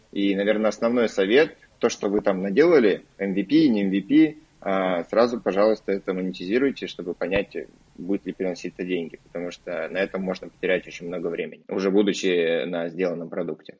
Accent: Barnaul, Altai Krai, Russia; в Барнауле, откуда я родом.

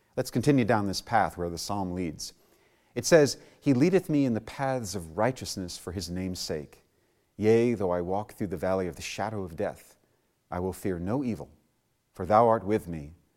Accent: New York City, New York, United States; I was born and raised in New York City

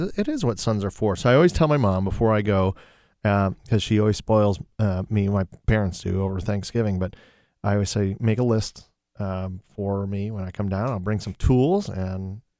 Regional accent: Toledo, Ohio, United States; Well, yeah, I am originally from Tootally Doo.

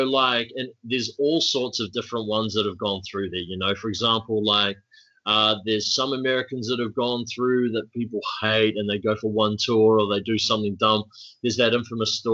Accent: New Zealand; now in Melbourne, Australia; as a New Zealander

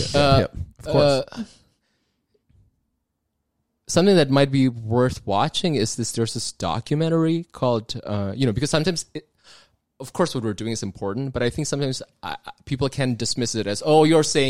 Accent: Indonesia; I'm from Indonesia

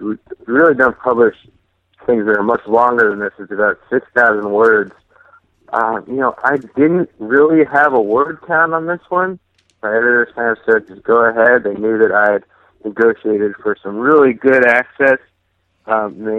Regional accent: New Jersey, United States; I grew up in New Jersey, so I was well within WFAN reach.

